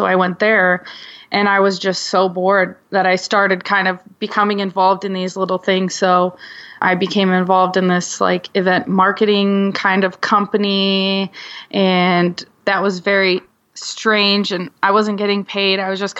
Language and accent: English; Michigan, United States; also born or lived in California; now in Michigan City, United States; And I grew up most of my life in Michigan, but my family, we kind of moved around a lot.